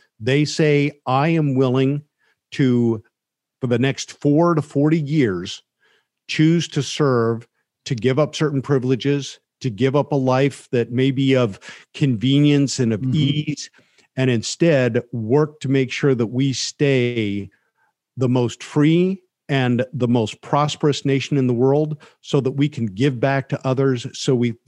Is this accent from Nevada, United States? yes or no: yes; Carson City, Nevada, United States; I grew up in Carson City, Nevada.